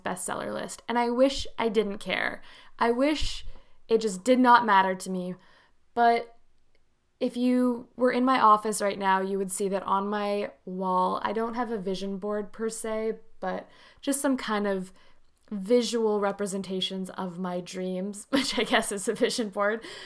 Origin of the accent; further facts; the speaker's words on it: Canada; as I'm Canadian